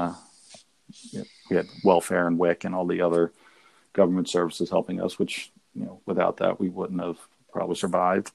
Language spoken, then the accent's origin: English; Pottstown, Pennsylvania, United States; I'm from Pottstown. I grew up in town